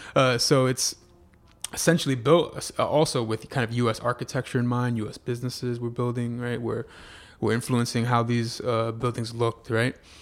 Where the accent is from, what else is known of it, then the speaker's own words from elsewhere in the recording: United States; I'm a Cuban American, born here